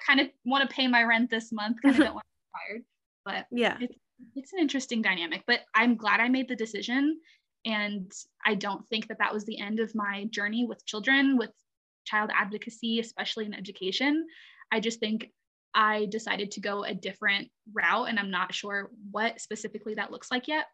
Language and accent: English; Alabama, United States; moved away; I'm actually originally from Alabama